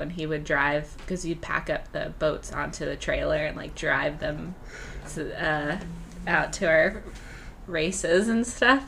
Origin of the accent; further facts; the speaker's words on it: Northern California, United States; moved away as an adult; also born or lived in Orange County, California / Philadelphia, Pennsylvania; now in West Hollywood, United States; I'm from Northern California. I did my undergrad at UC Irvine.